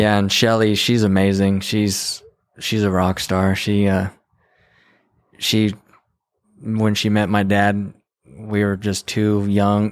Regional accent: Santa Fe, New Mexico, United States; now in Texas, United States; I was born in Santa Fe in 1988.

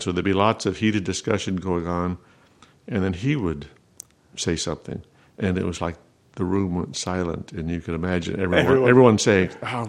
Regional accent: Tulsa, Oklahoma, United States; also born or lived in Artesia, New Mexico / Maljamar, New Mexico; Mostly from Tulsa. I wasn't born in Tulsa, okay, but we moved there. I was 6 when we moved there, and I started second grade in Tulsa.

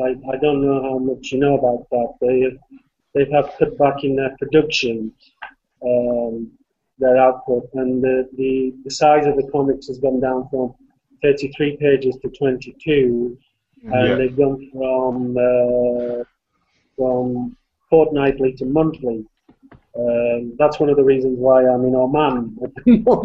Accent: England, United Kingdom; I'm an English man, so I don't write in Swedish or anything like that.

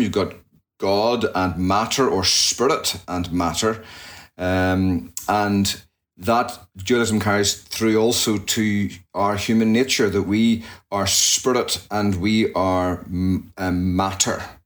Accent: just outside Belfast, Northern Ireland, United Kingdom; moved away as an adult; also born or lived in Jackson, Mississippi, United States; now in United States; So I hail from Northern Ireland, and I was born and raised there, just outside Belfast, and came across to the States at the in 1999 to study at Reformed Theological Seminary back in uh, Mississippi, Jackson.

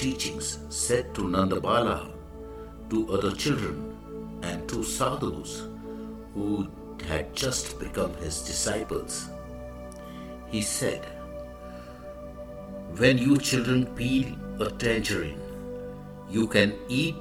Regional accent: India; I am the Indian monk

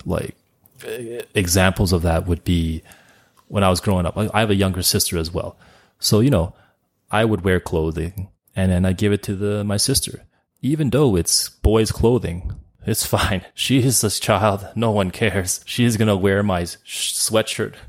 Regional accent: Calgary, Alberta, Canada; also born or lived in Montreal, Quebec; I was born in Canada and I've been living here for almost all of my thirty-eight years

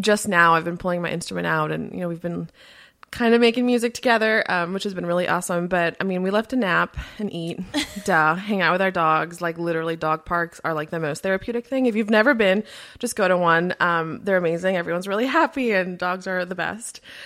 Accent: Miami, Florida, United States; first language Spanish; English is a second language; I grew up in Miami, Florida. My parents immigrated from Colombia in South America, and, uh, my first language is Spanish

